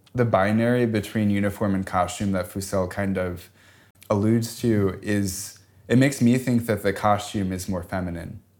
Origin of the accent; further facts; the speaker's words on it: Chicago, Illinois, United States; growing up in Chicago